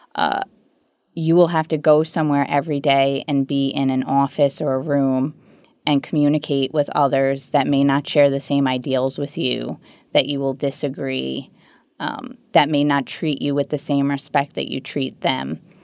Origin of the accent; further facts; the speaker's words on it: New York City, New York, United States; also born or lived in Levittown, Long Island, New York; I was born in Ozone Park, New York, which is a subset of Queens, and moved to Long Island, Levittown specifically, uh, when I was high school age